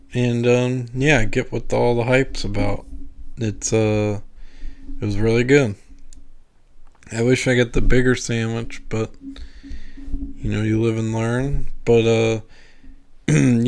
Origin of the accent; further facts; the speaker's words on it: Louisiana, United States; now in St. Louis area, United States; I'm from Louisiana